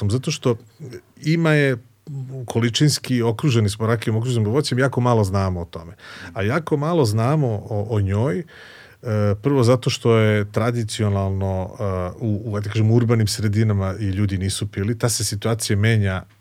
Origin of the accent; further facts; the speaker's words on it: Kraljevo, Šumadija and Western Serbia, Serbia; moved away as an adult; also born or lived in Belgrade; rođen sam u Kraljevu, tamo sam završio osnovnu školu i gimnaziju